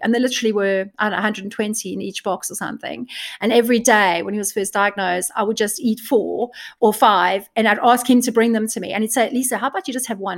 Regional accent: South Africa; now in United Kingdom; I'm from South Africa

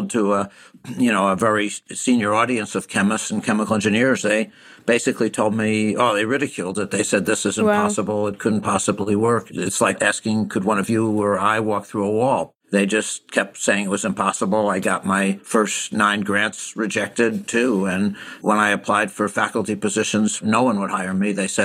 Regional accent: Albany, New York, United States; now in Boston, United States; I grew up in Albany, New York

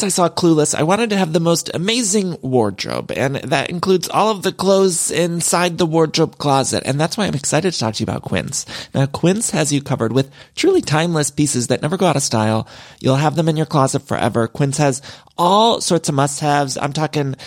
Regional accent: Midwest, United States; now in Los Angeles, United States; I'm from the Midwest, but I've lived in California for so long, and I truly do love it here

